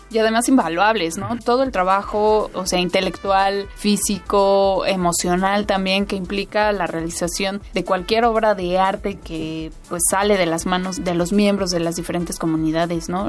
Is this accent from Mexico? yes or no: yes; Mexico; todos los mexicanos